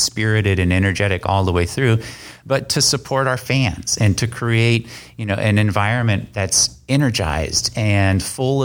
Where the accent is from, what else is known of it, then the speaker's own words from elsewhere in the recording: San Francisco Bay Area, California, United States; moved away as an adult; also born or lived in Concord, California / Oregon / Maryland; I'm originally from the San Francisco Bay Area. And I grew up playing in musical ensembles. I went to De La Salle High School in Concord, California.